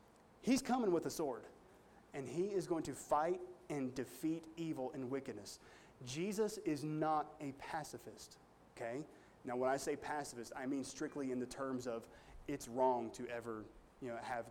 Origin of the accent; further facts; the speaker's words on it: United States; me as an American